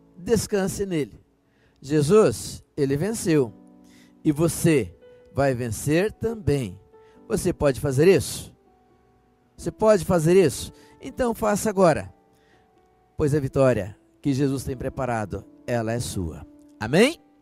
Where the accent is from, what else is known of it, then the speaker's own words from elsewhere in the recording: Brazil; Aqui nós que somos brasileiros